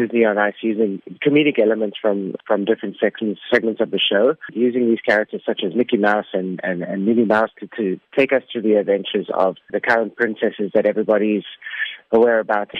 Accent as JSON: {"language": "English", "country": "South Africa", "said": "Being South African and being having the opportunity to perform here in South Africa"}